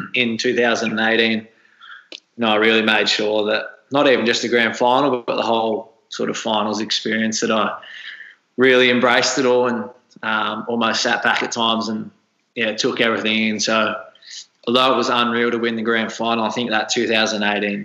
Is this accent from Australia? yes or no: yes; Tallygaroopna, Victoria, Australia; also born or lived in Kialla; I grew up in Tally